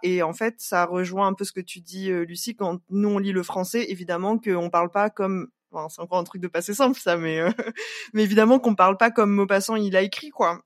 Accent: Réunion; en tant que Réunionnais

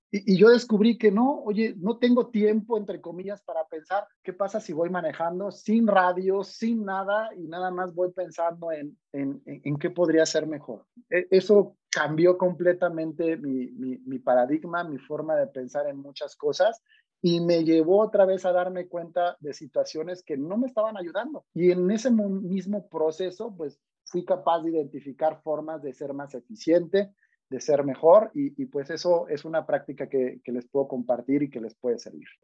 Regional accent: Mexico; Yo soy orgullosamente mexicano

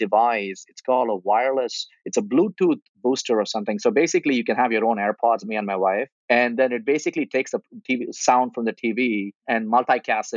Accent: India; moved away; I grew up in India, and my dad died early in my life when I was 15

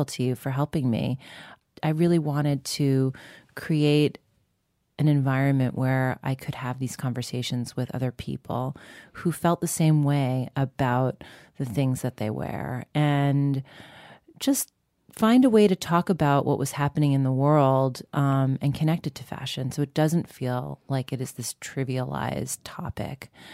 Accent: Long Island, New York, United States; growing up on Long Island in a really kind of white suburban community

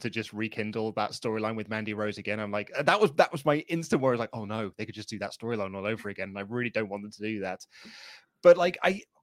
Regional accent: England, United Kingdom; I am a Brit, so I am from the UK, I'm from England

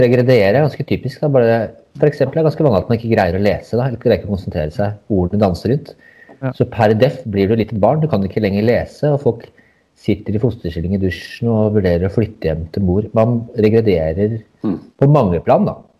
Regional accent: Hadeland, Innlandet, Norway; jeg er fra Hadeland.

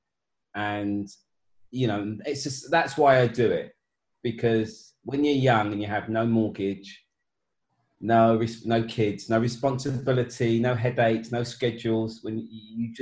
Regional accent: London, United Kingdom; We grew up in Hackney

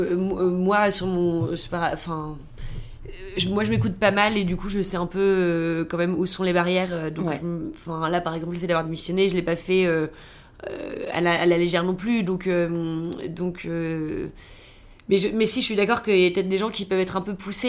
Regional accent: Toulouse, Occitania, France; moved away as an adult; also born or lived in United States; now in Paris, France; je viens de Toulouse, et quand je suis arrivée à Paris

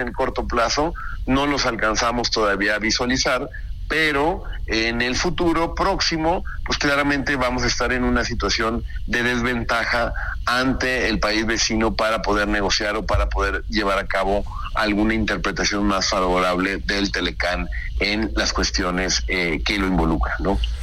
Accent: Mexico; como mexicano

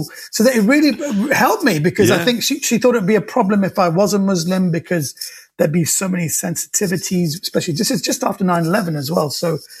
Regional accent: United Kingdom; I was born and raised in Britain

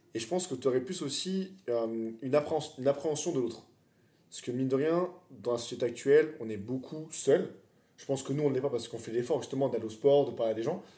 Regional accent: France; Nous, on est français

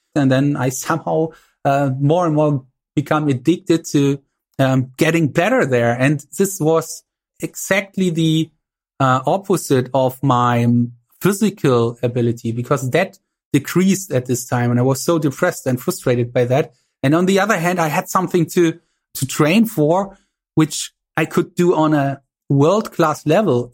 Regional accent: East Germany, Germany

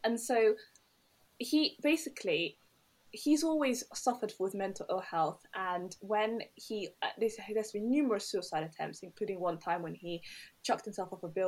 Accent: London, United Kingdom; My family are Somali, so I'm Somali, and but I grew up in Tottenham in North London.

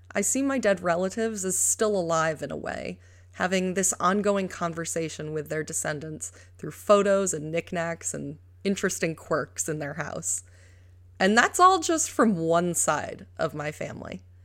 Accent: New York, United States; I adore New York, my home state

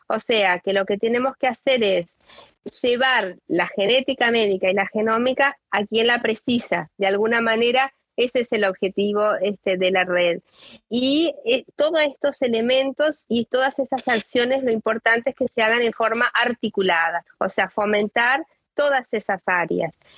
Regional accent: Uruguay; soy de Uruguay

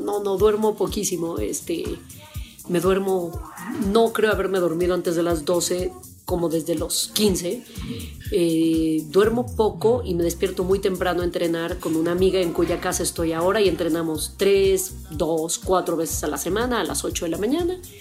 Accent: Mexico City, Mexico; estudié en el Colegio Madrid, que es una, escuela de refugiados españoles

